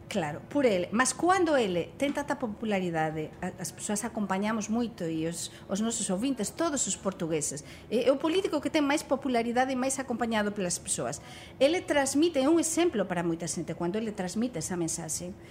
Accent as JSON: {"language": "Portuguese", "country": "Spain", "second_language": "Portuguese", "said": "como espanhola"}